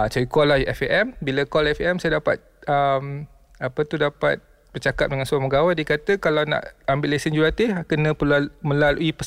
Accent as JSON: {"language": "Malay", "country": "Malaysia", "tie": "born or raised there", "also_born_or_lived": "Chicago, United States", "said": "saya lahir kat US."}